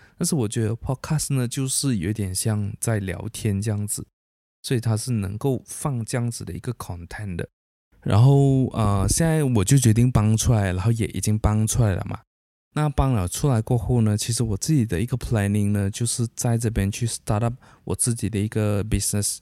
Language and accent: Chinese; Sibu, Sarawak, Malaysia; moved away as an adult; now in Kuching, Malaysia; 我大学就是在西部读的